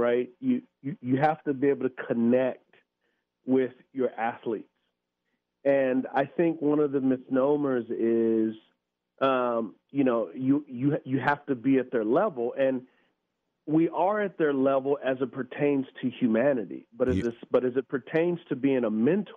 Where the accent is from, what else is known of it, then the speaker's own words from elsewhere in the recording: San Antonio, Texas, United States; I grew up in San Antonio, Texas. It's an area called the West Side